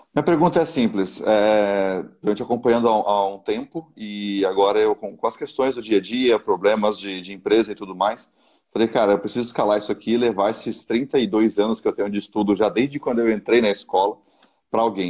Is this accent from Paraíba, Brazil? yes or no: no; São Paulo, Brazil; now in Santa Catarina, Brazil; Eu sou de São Paulo, eu moro em Santa Catarina hoje